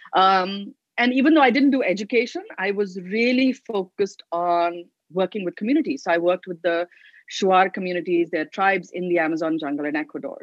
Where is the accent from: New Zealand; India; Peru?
India; Delhi; I grew up in Delhi